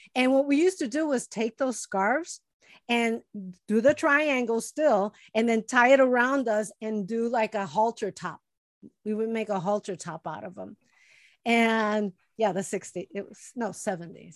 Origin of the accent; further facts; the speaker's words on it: Chicago, Illinois, United States; moved away; my friends that I grew up with in Chicago